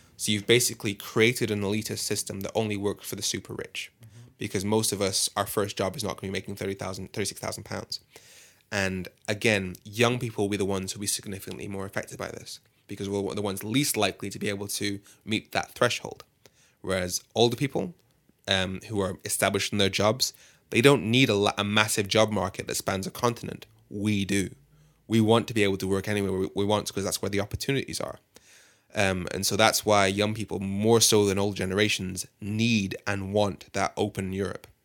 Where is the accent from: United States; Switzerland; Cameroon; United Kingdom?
United Kingdom; Birmingham, West Midlands; moved away as an adult; also born or lived in London; I'm from Birmingham. Well, I, I grew up mainly in Birmingham